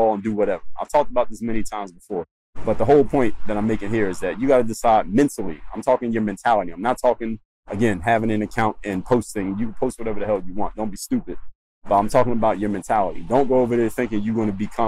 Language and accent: English; Philadelphia, Pennsylvania, United States; now in Miami, United States; I'm from Philly.